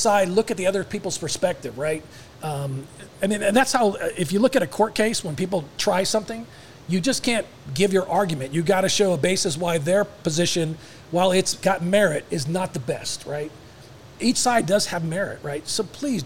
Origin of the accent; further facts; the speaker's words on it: Tucson, Arizona, United States; moved away as an adult; now in Dallas, United States; We were very close growing up in Tucson